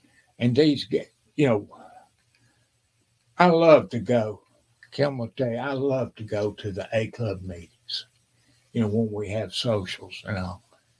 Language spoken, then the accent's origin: English; Washington, United States; I said, no. I'm from Washington.